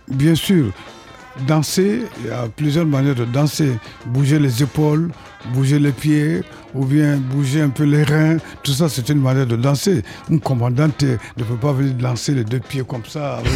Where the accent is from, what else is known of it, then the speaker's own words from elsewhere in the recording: Mali; moved away as an adult; also born or lived in Cuba; On est sorti du Mali, on se retrouve au Mali encore